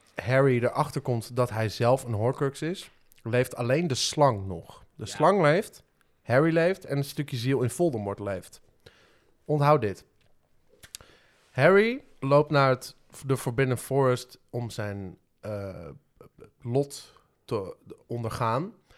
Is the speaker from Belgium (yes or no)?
no; Het Gooi, North Holland, Netherlands; ik kom uit het gooi en daar, eh, daar praten mensen gewoon zoals, maar zoals Thierry Baudet ongeveer praat